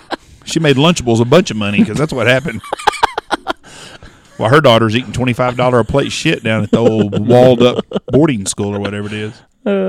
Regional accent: Texas, United States; But we're from Texas.

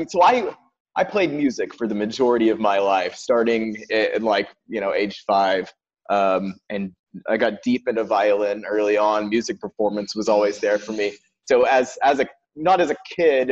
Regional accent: Maryville, Tennessee, United States; I grew up just south of Knoxville, Tennessee, in the sprawling mecca of Maryville.

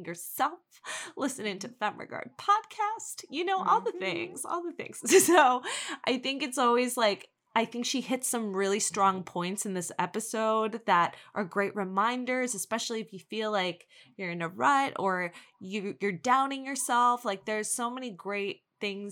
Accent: New York City, New York, United States; we're both born from Queens

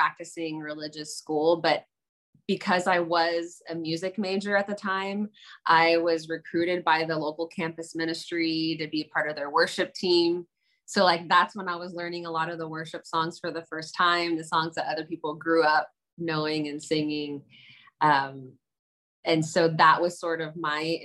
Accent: the South, United States; I grew up in the South

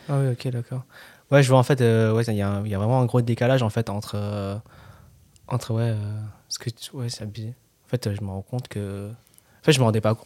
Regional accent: France; je suis français, genre, je suis né en France et je parle français

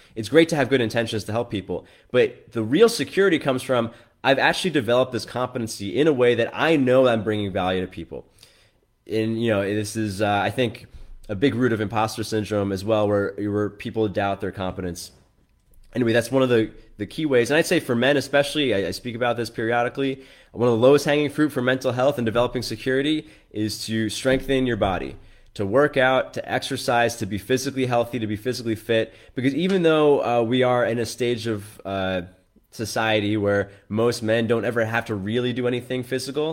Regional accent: New York, United States; i grew up in New York

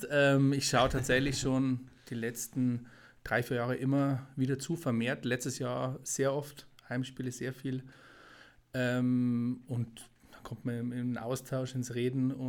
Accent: Straubing, Bavaria, Germany; man hört es ja ein bisschen, ähm, bin ein, ein, ein Bayer, Niederbayer, komme ursprünglich aus, aus dem Kreis Straubing.

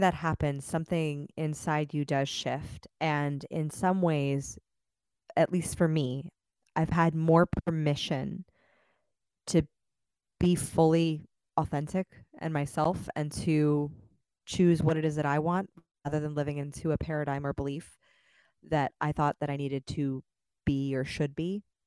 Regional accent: Los Angeles, California, United States; moved away as an adult; now in Austin, United States; I just moved to Austin, so if I speak fast, that's actually because I'm from Los Angeles

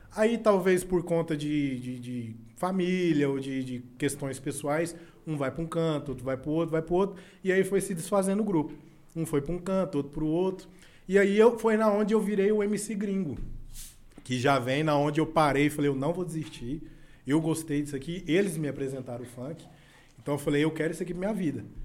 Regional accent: Jataí, Goiás, Brazil; also born or lived in Goiânia; Eu sou da minha cidade, eu carrego o nome da minha cidade, eu sou daqui

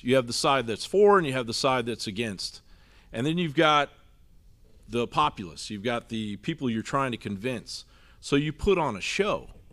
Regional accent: Washington, District of Columbia, United States; also born or lived in Eastern Kentucky; now in Austin, United States; I grew up in Washington, D C

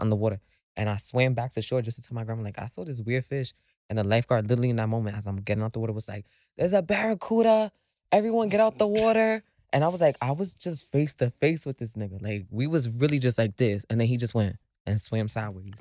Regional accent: New York City, New York, United States; I am from the Bronx

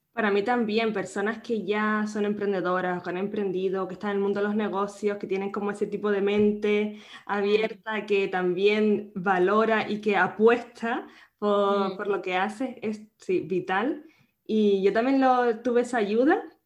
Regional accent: Canary Islands, Spain; nacida en Canarias

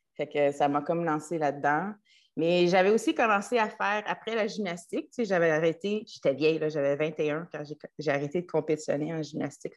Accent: Trois-Rivières, Quebec, Canada; moved away; also born or lived in United States; j'ai grandi à Trois-Rivières

